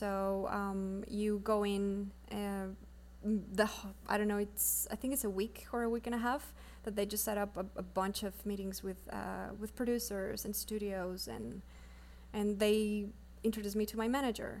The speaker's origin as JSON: {"language": "English", "country": "Mexico", "first_language": "Spanish", "second_language": "English", "moved": "as an adult", "lives_now": "Los Angeles, United States", "said": "I came to film school from Mexico. I moved here in 2014"}